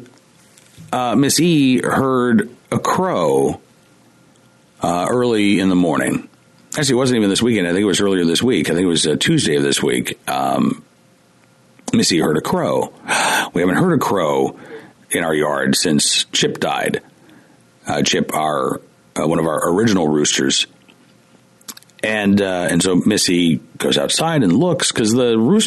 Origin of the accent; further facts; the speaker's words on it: Oklahoma, United States; also born or lived in Central Virginia; now in Virginia, United States; I grew up in Oklahoma